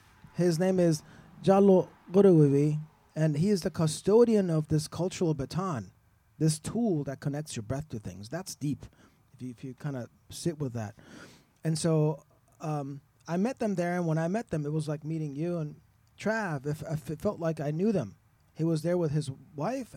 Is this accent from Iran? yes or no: yes; Iran; now in Austin, United States; the culture where I was born in Iran